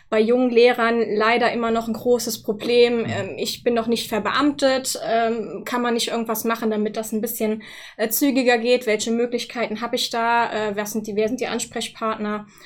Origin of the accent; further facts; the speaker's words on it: Wittlich, Rhineland-Palatinate, Germany; bin dann jetzt vor ähm, dreieinhalb Jahren nach äh, Wittlich gewechselt, wieder zurück in meine Heimat sozusagen, wo ich auch herkomme